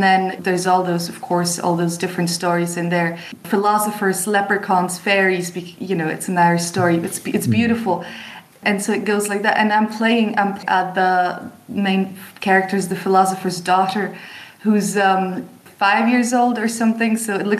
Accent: France; also born or lived in Czech Republic; I was born in Czech Republic, but so my mom is Czech, but my father's English. Grew up in France

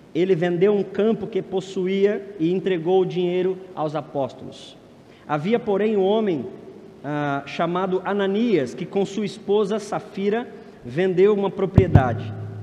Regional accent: São Paulo, Brazil; A igreja de onde eu tive minha adolescência em São Paulo

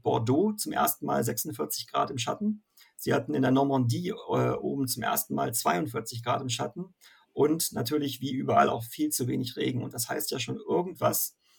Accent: Northern Germany, Germany; als äh, Norddeutscher

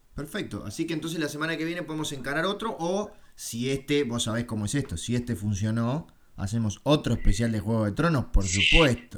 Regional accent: Uruguay; soy uruguayo

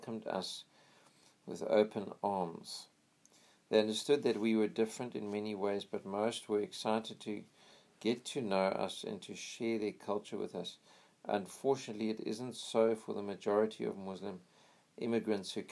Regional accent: United States; I'm American. I'm proud to be an American

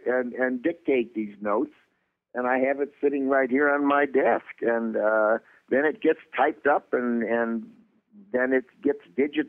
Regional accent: Chicago, Illinois, United States; And I'm from Chicago.

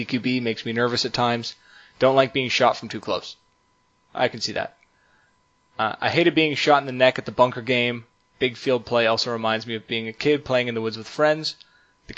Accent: Canada; We're Canadian now.

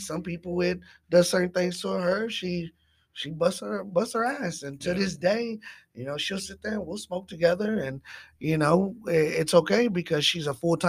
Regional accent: Dallas, Texas, United States; Well, definitely I am from Lake Highlands. … I'm 38 years old.

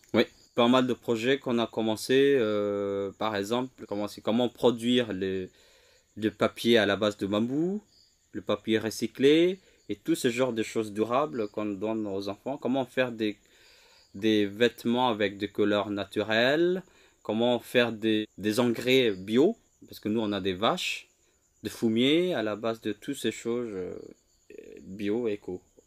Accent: Lombok, West Nusa Tenggara, Indonesia; French is a second language; moved away as an adult; also born or lived in Java; Je suis rentré sur ma terre natale en 2021

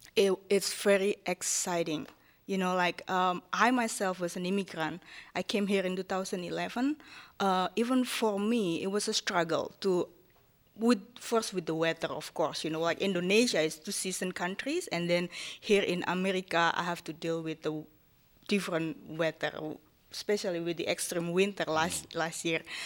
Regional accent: Japan; English is a second language; moved away as an adult; now in Erie, United States; I grew up in, in, as a Japanese woman in an Asian country

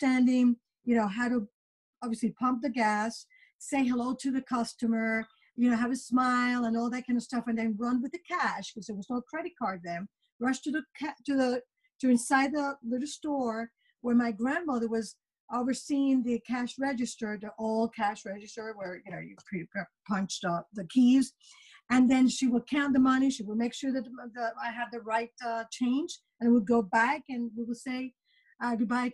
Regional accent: Puerto Rico; moved away as an adult; also born or lived in New York; now in United States; I was born and raised in Puerto Rico, and I did my undergraduate studies in marketing

